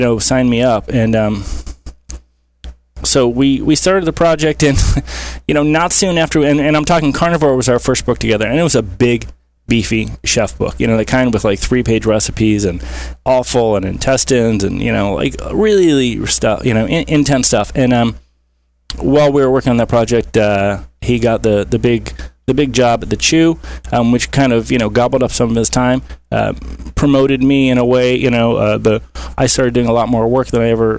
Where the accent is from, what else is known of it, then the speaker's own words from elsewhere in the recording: Cleveland, Ohio, United States; also born or lived in Columbus, Ohio; I'm from Cleveland, but I went down to Ohio State and then law school